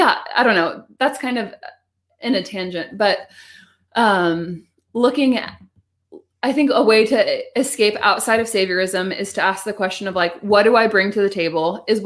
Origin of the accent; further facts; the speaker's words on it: United States; because I am white and because I am American